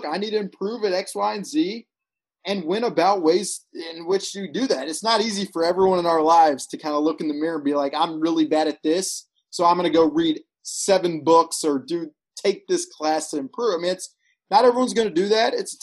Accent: a suburb in Alabama, United States; moved away; I'm a guy from Alabama, a suburb in Alabama, who grew up playing baseball

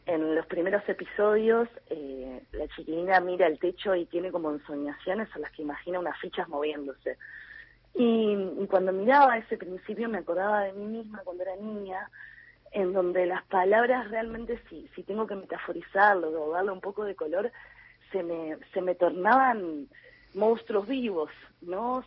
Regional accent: Montevideo, Uruguay; accent: Uruguayan; yo me absorbo todas las vocales porque soy bien uruguaya

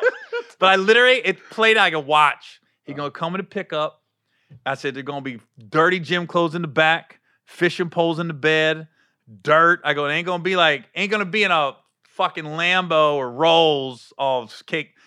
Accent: Cincinnati, Ohio, United States; I grew up in Cincinnati, too

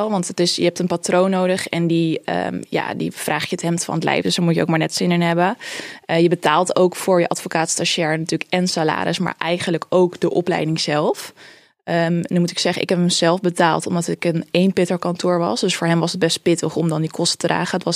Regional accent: Amsterdam, North Holland, Netherlands; Geboren en getogen in Amsterdam. Ik woon er nog steeds.

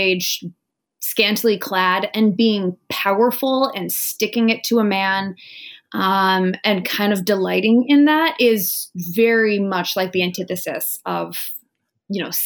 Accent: Wenatchee, Washington, United States; moved away as an adult; now in New York City, United States; I'm from a tiny little orchard town that's in the center of Washington State. It's called Wenatchee

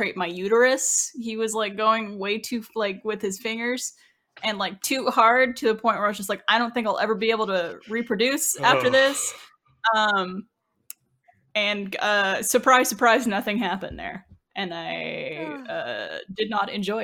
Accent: Canada; I'm Canadian

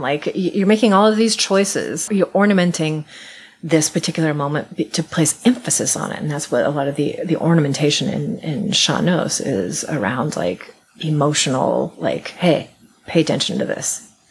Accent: Iowa, United States; I grew up in Iowa in a horrible, tiny industrial farming town

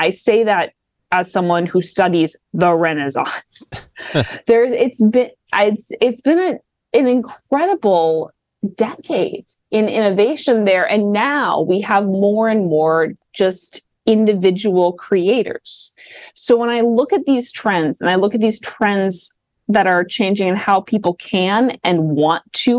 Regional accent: Midwest, United States; accent: Midwest; So I say coastal with my latent Midwest accent.

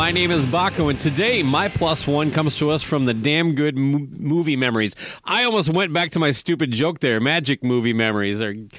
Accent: Minnesota, United States; But you know, I'm a Minnesotan. We're super nice.

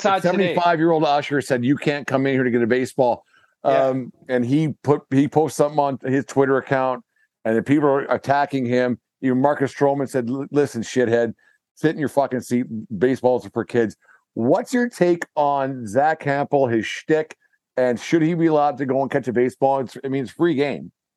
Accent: Canada; Being Canadian

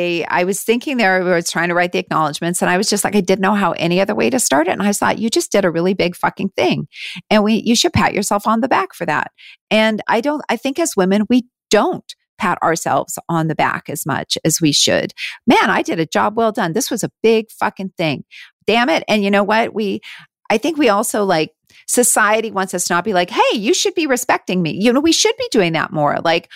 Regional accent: Canada; moved away as an adult; now in United States; I live down here, but I am still Canadian. I'm still very much Canadian, and we are looking at moving back.

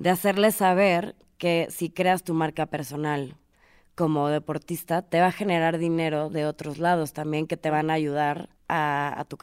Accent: Mexico; voy a hablar de México porque soy mexicana

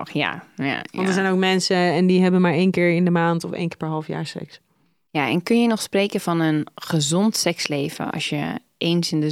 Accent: Groningen, Netherlands; born there; Ik ben geboren in Groningen en sowieso het eerste jaar, geloof ik, eerste half jaar woonden ze in andere steden zelfs.

